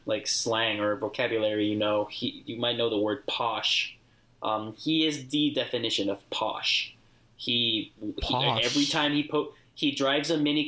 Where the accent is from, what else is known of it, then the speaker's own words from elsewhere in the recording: Puerto Rico; I'm from Puerto Rico.